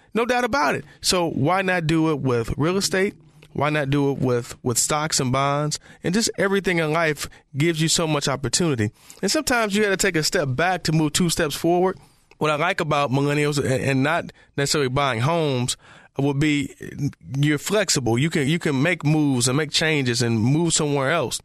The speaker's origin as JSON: {"language": "English", "town": "Detroit", "region": "Michigan", "country": "United States", "said": "I'm from Detroit"}